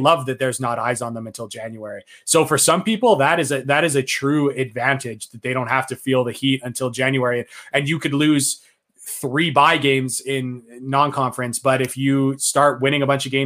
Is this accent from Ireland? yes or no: no; Canada; as a Canadian